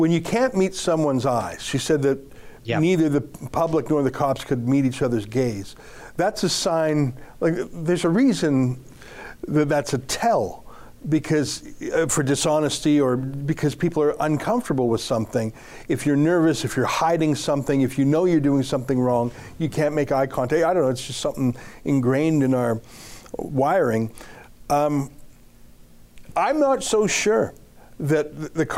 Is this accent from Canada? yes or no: yes; Canada; up here in Canada